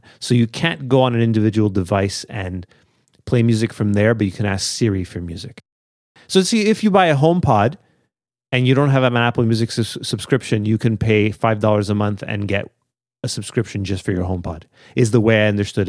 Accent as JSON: {"language": "English", "country": "Australia", "said": "I'm the guy from Australia, yeah."}